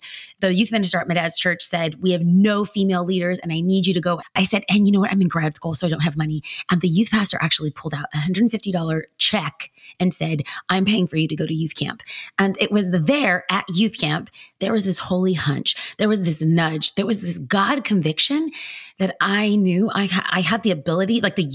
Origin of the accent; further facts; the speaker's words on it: Los Angeles, California, United States; now in Orange County, United States; I was raised in East Los Angeles, California, by two amazing parents who were immigrants to this country